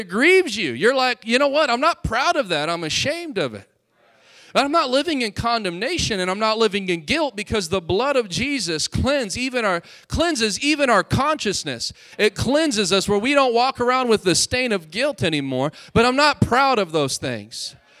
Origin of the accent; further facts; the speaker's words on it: Hobbs, New Mexico, United States; Anybody ever heard of Hobbs, New Mexico? I'm from there. I'm from Lovington and Hobbs, Lee County.